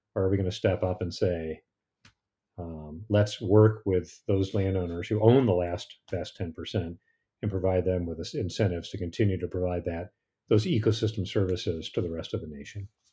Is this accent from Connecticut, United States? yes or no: yes; Connecticut, United States; now in Idaho, United States; I grew up in Connecticut